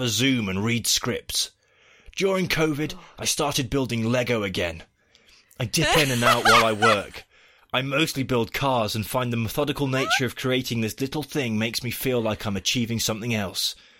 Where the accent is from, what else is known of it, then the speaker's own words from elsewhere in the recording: United Kingdom; now in United States; As a Brit and a parent living in America through this election cycle